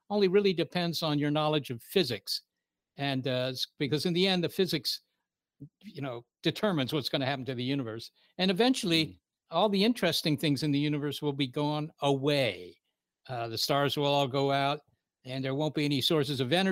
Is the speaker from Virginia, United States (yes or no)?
yes; Virginia, United States; Looking back on it now, I realize that Arlington is actually a kind of a very uh, unusual place